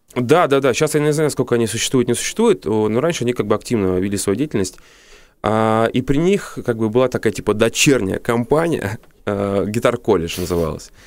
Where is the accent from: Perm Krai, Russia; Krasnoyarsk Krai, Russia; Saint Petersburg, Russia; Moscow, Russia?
Moscow, Russia; я москвич коренной